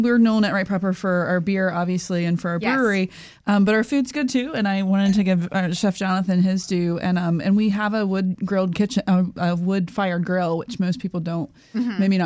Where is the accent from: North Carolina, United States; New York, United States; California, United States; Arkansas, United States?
North Carolina, United States; I'm from North Carolina, and we do more of a tomato-based sauce